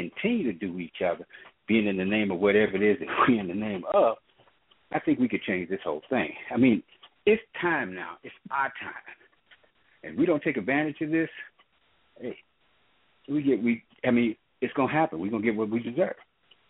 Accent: Missouri, United States; moved away as an adult; now in California, United States; I didn't grow up in California, though I live here. I grew up in Missouri. But I've been out here for almost 32 years

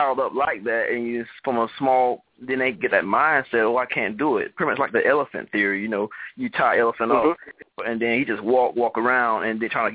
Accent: Florida, United States; I'm from Camelton, Florida.

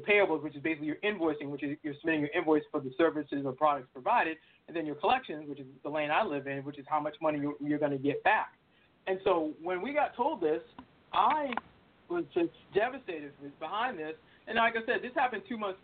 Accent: Boston, Massachusetts, United States; I'm originally from Boston, so I'm all things Boston.

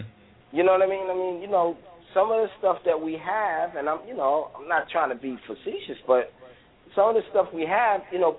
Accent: United States; I'm an American. I was born here. I love what I am, and I love being in this country

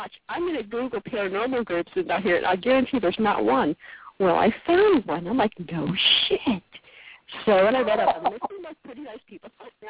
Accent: Connecticut, United States; now in Mississippi, United States

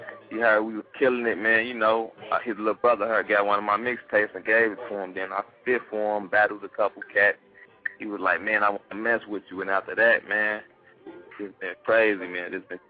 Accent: Chicago, Illinois, United States; you know I'm from the West Side, man, K-Town

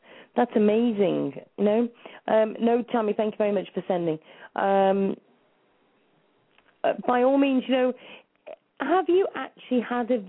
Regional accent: Wrexham, Wales, United Kingdom; I'm actually Welsh because I was born in Wrexham

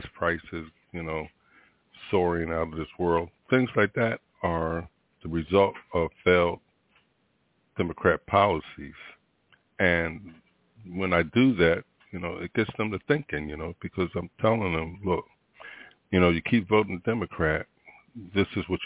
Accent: Philadelphia, Pennsylvania, United States; now in Florida, United States; I hail from Philadelphia. That's my town of birth. I live in Florida, though.

